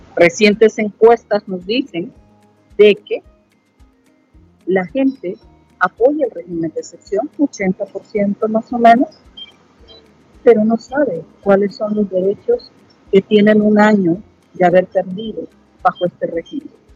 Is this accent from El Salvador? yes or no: yes; El Salvador